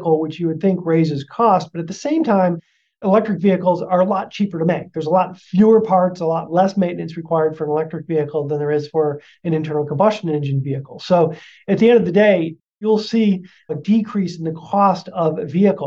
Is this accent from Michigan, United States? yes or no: yes; Detroit, Michigan, United States; now in Seattle, United States; I'm originally from Detroit.